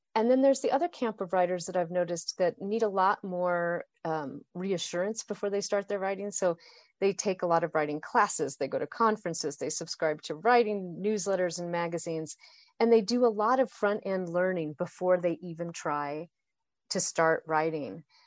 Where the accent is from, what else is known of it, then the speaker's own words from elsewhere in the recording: Boise, Idaho, United States; I grew up in Boise, Idaho